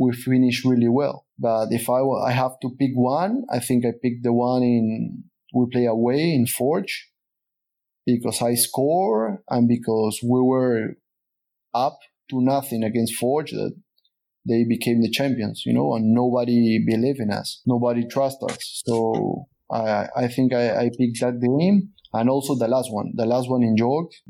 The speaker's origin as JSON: {"language": "English", "country": "Peru", "also_born_or_lived": "Sweden / Canada", "moved": "as an adult", "said": "I choose to return to Peru. And then Canada was my third experience out of my country"}